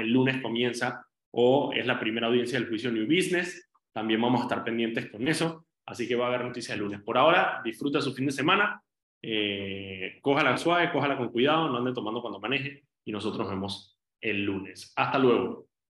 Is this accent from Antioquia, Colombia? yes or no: yes; Medellín, Antioquia, Colombia; moved away; yo nací en, Medellín, en Colombia, y viví allí